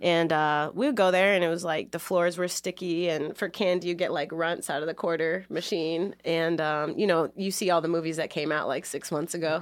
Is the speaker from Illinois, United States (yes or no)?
yes; Chicago, Illinois, United States; moved away as an adult; now in Boston, United States; I grew up in Logan Square